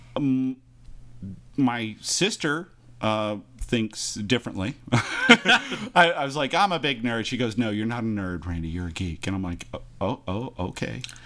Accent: Imperial Beach, California, United States; growing up in Imperial Beach

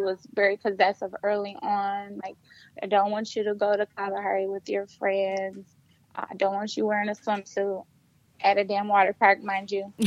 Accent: Flint, Michigan, United States; moved away as an adult; also born or lived in Detroit, Michigan; I am from Flint, Michigan. I also went to Flint Central

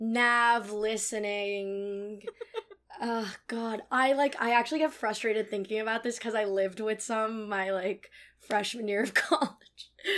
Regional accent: Cupertino, California, United States; moved away as an adult; now in New York, United States; I grew up in Cupertino, California

